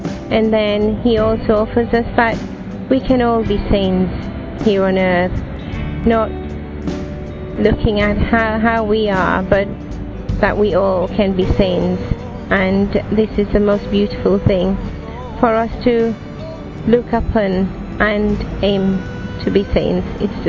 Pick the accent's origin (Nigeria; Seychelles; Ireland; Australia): Seychelles; I'm from the Seychelles.